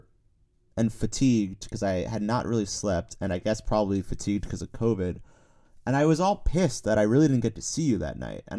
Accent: New York City, New York, United States; I'm from the Upper West

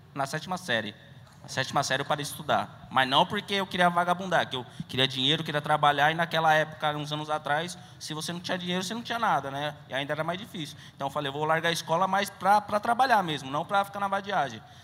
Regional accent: São Paulo, Brazil; Eu sou aqui de São Paulo mesmo

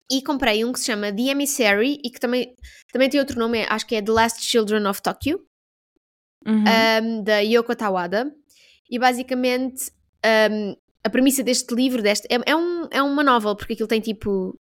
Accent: Portugal; tanto fazer um franguinho assado, porque eu sou portuguesa, mas eu não vi frangos.

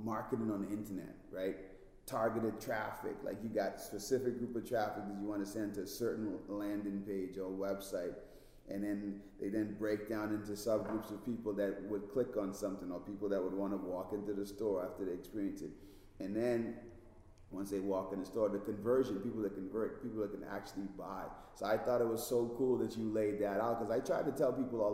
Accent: Bahamas; now in United States; I'm originally from the Bahamas, so like my accent was super strong.

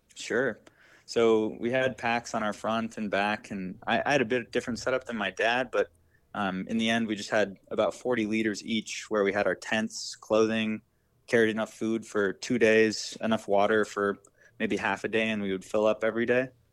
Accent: Wisconsin, United States; now in Boston, United States; I grew up in Wisconsin.

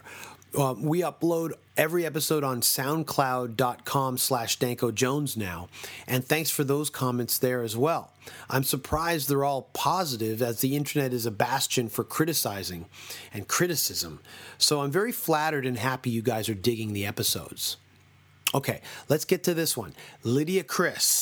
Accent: Toronto, Ontario, Canada; We're from Toronto. Our whole band's from Toronto

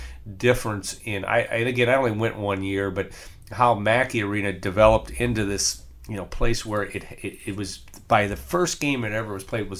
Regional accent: West Lafayette, Indiana, United States; I grew up in West Lafayette

